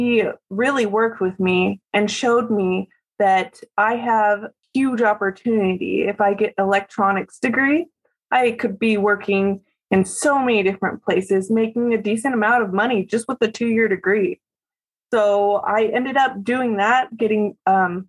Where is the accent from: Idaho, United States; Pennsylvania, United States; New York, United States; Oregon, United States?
Oregon, United States; Salem; I live in Salem, Oregon. I was born and raised here.